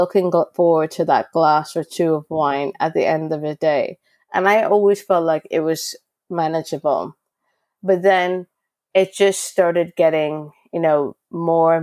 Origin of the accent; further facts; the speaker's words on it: Canada; moved away as an adult; now in United Kingdom; I'm Canadian